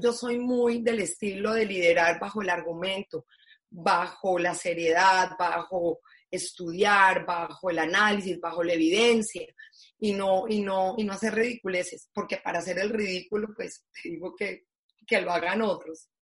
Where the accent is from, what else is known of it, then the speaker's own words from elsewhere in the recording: Colombia; como decimos en Colombia